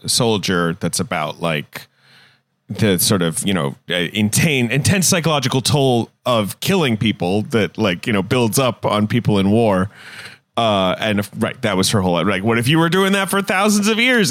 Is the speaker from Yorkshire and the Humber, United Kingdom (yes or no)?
no; London, United Kingdom; moved away; also born or lived in United States; I grew up in London